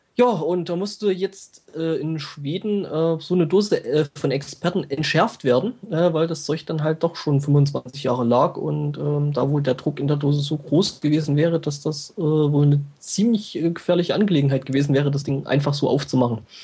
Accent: near Glauchau, Saxony, Germany; Klauchau ist ja bei mir auch so mehr oder weniger nebenan

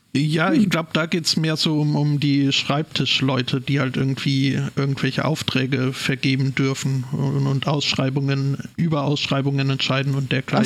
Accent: Scotland, United Kingdom; spezieller ohne Schottland, noch spezieller ohne meine Heimatstadt

